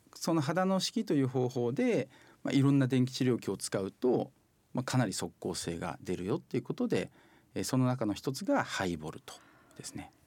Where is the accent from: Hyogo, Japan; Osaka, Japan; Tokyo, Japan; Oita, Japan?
Oita, Japan; 大分のその私の実家の方がですねもう限界集落なんですよ